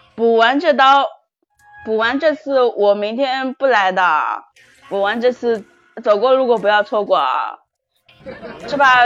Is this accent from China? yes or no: yes; Zhejiang, China; 我是浙江的